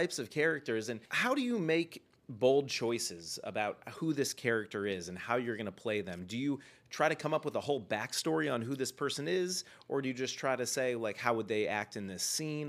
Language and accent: English; Cleveland, Ohio, United States; I did a lot of acting when I was a kid growing up in Cleveland